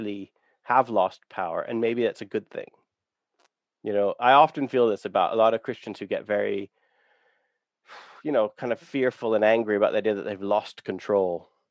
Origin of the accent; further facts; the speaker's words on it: Canada; I have discovered that I grew up on Blackfoot territory